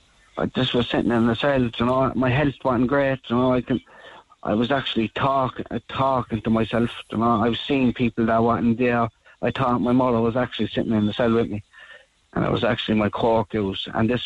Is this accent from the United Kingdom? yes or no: yes; Northern Ireland, United Kingdom; I grew up in North Ireland in my house